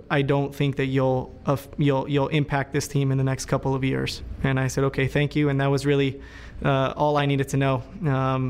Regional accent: Chula Vista, California, United States; Growing up in San Diego, you know, there's so many Latinos

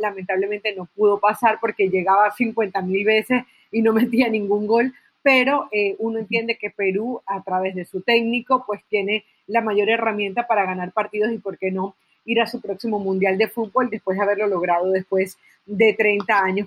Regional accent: Venezuela; creciendo en Venezuela, que es el país donde nací

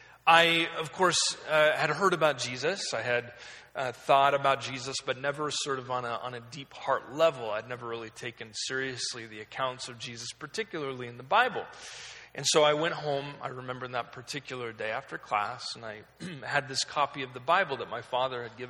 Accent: Oregon, United States; I was raised in Oregon. I was kind of lived there my entire life.

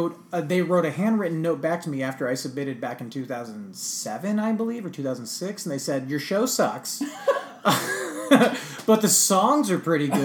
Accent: West Coast, United States; moved away as an adult; now in New York, United States; I'm from the West Coast through and through.

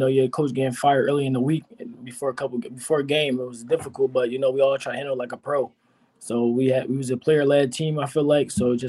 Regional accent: Philadelphia, Pennsylvania, United States; So I grew up in Philadelphia. So I'm from Philly.

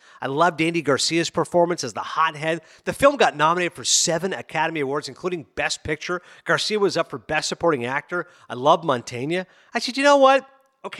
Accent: Toronto, Ontario, Canada; I'm from Toronto

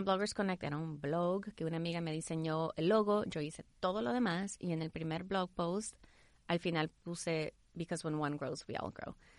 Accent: El Salvador; moved away; also born or lived in Houston; nací en Houston, crecí en El Salvador

